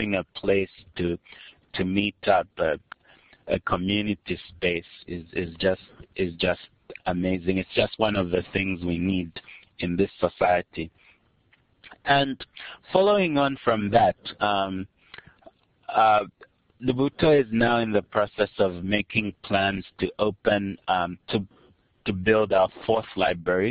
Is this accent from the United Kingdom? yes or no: no; Kitwe, Copperbelt Province, Zambia; also born or lived in United States; I grew up in Zambia